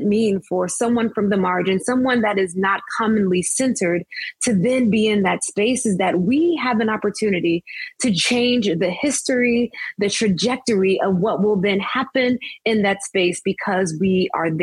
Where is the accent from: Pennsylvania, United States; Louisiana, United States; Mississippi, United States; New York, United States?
Mississippi, United States; Biloxi; now in Princeton, United States; I am from Biloxi, Mississippi, born and raised on the Mississippi Gulf Coast